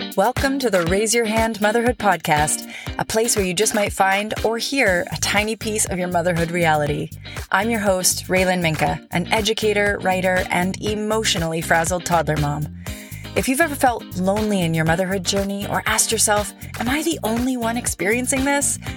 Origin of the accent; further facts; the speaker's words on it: Canada; moved away as an adult; also born or lived in Vancouver, Canada; now in Europe; I'm a Canadian educator, writer